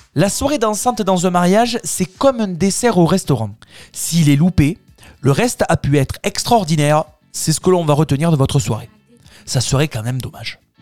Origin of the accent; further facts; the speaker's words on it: Tarn, Occitania, France; Chez nous dans le Tarn